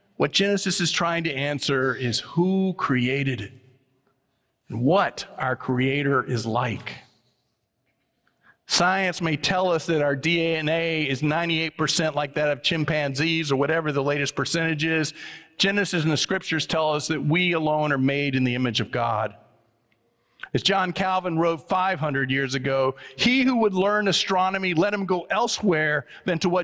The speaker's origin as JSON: {"language": "English", "region": "the South", "country": "United States", "tie": "born or raised there", "said": "I was born in the South"}